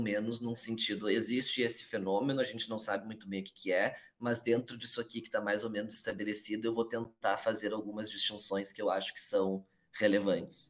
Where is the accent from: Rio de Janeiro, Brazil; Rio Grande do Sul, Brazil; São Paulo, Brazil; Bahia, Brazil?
Rio Grande do Sul, Brazil; Porto Alegre; Eu sou aqui de Porto Alegre, Rio Grande do Sul